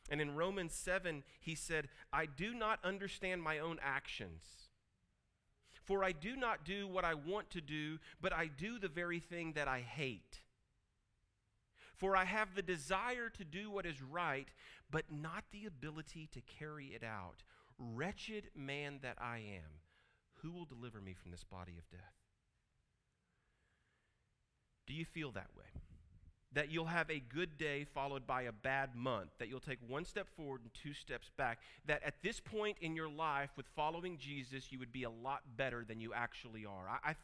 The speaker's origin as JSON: {"language": "English", "town": "Duncan", "region": "Oklahoma", "country": "United States", "also_born_or_lived": "Alabama / Dallas-Fort Worth", "lives_now": "Tulsa, United States", "said": "well, I'm from Duncan, Oklahoma. Tulsa is my current home. I've lived in Alabama, but I spent half of my adult life in the Dallas-Fort Worth area."}